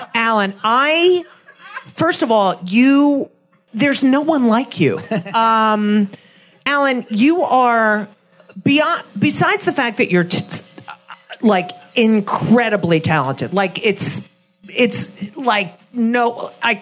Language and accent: English; New Jersey, United States; I'm from New Jersey.